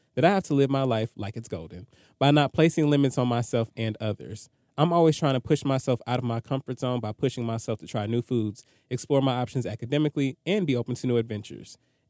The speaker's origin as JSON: {"language": "English", "town": "Toronto", "region": "Ontario", "country": "Canada", "said": "I'm from Toronto, and the legal drinking age here is 19, and I started dating my first boyfriend when I was about 17."}